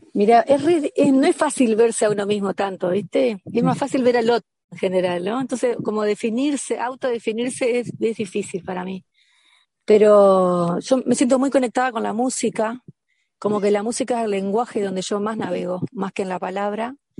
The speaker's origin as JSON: {"language": "Spanish", "town": "Concordia", "region": "Entre Ríos", "country": "Argentina", "also_born_or_lived": "Buenos Aires, Argentina", "moved": "as an adult", "lives_now": "Bello Horizonte, Uruguay", "said": "yo soy entrerriana de Concordia, pero a los 19 me fui a Buenos Aires a estudiar y estuve 12 años allá."}